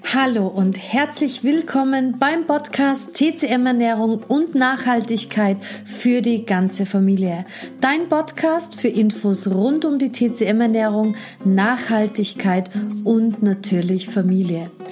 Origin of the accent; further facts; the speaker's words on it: Austria; Bei uns in Österreich